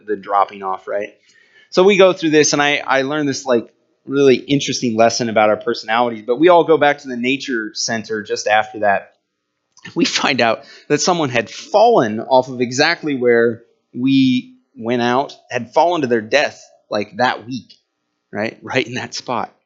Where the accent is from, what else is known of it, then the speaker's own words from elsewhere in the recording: Indiana, United States; we're all from Indiana